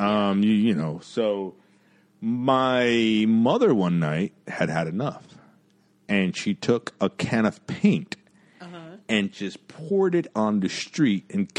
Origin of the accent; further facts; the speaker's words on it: New York City, New York, United States; I was born in Jamaica, Queens, and yeah, I think I was like one or two. Yeah. Yeah, like I grew up, that's the house that I grew up in.